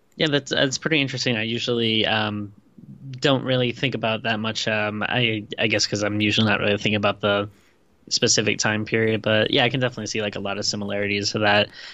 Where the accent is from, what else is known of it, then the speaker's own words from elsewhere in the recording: Rhode Island, United States; also born or lived in Western Pennsylvania (Latrobe); I lived in Rhode Island most of my life, but I, I was born in Western Pennsylvania